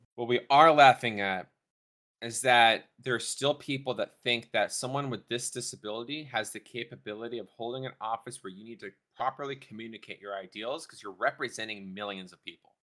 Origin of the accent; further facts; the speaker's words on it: Texas, United States; now in North Dakota, United States; my state I'm from, Texas